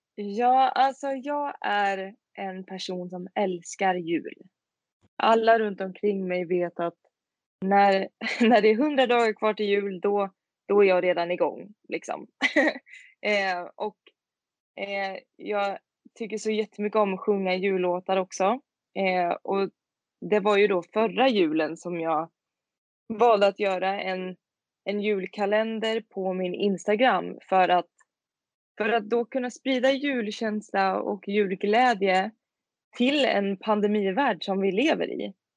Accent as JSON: {"language": "Swedish", "town": "Tidaholm", "region": "Västra Götaland", "country": "Sweden", "also_born_or_lived": "Skövde", "moved": "as an adult", "lives_now": "Örebro, Sweden", "said": "Kommer i, ursprungligen från en liten, liten stad som heter Tidaholm i Skaraborg. Men jag bor nu i Örebro sedan fem år tillbaka"}